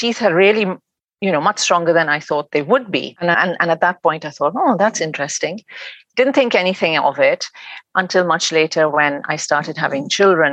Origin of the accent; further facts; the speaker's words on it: Pakistan; moved away as an adult; now in England, United Kingdom; I'm originally from Pakistan, and I came to England to go to university, and then I got married and stayed on in England.